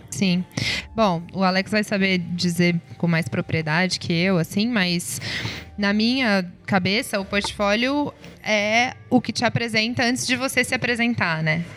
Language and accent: Portuguese; Ribeirão Preto, São Paulo, Brazil; eu sou empresária, é, sou aqui de Ribeirão Preto.